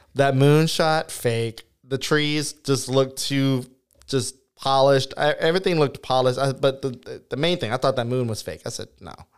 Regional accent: Turkey Creek, Louisiana, United States; whenever I was growing up in the Turkey Creek area

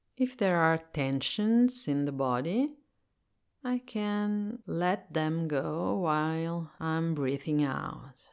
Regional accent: Italy; English is a second language; I am Italian and I live in Italy, so I speak English as a second language.

